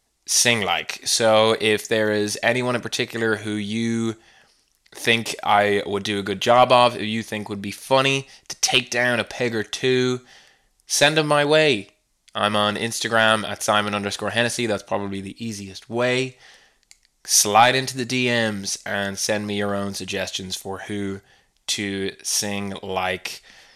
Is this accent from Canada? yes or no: yes; Canada; accent: Canadian; I will not inflict the misery of my Canadian accent on the rest of the world anymore.